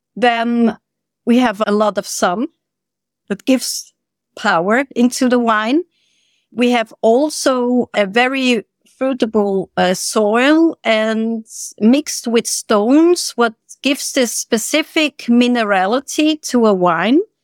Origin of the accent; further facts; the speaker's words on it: Switzerland; moved away as an adult; also born or lived in Sarajevo, Bosnia and Herzegovina / Herzegovina; now in Bosnia and Herzegovina; I'm from Switzerland. I'm Swiss